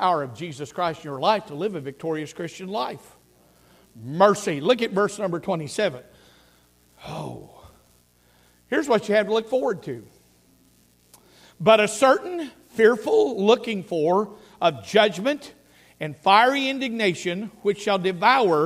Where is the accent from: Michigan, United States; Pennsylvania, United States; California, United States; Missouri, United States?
Missouri, United States; Laclede County; I grew up in Laclede County, Missouri